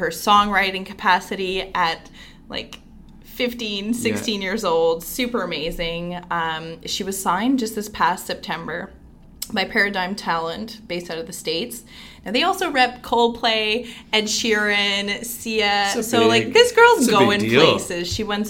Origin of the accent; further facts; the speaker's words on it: Manitoba, Canada; now in Ottawa, Canada; Like, I'm from Manitoba, you're from Newfoundland.